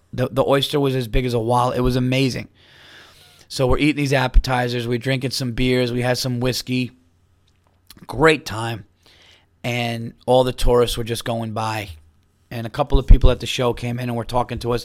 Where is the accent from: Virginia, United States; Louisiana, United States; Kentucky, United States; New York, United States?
New York, United States; I'm from New York